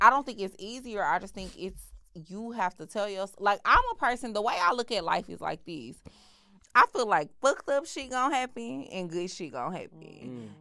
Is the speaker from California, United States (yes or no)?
no; Houston, Texas, United States; I grew up in Houston.